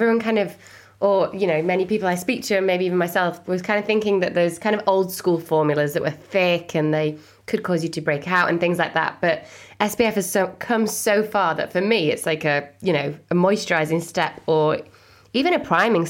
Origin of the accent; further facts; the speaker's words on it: Leeds, Yorkshire and the Humber, United Kingdom; I'm from Leeds, which is near where you're from.